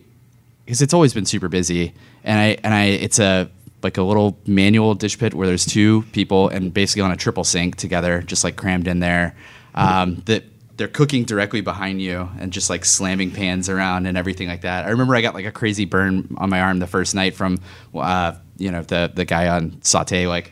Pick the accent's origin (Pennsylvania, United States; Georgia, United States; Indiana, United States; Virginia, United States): Virginia, United States; Chesapeake; Chesapeake, from Deep Creek.